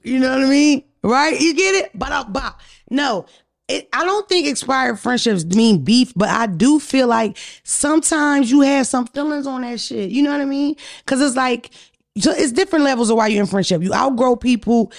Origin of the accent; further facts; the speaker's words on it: Philadelphia, Pennsylvania, United States; I'm from Philadelphia area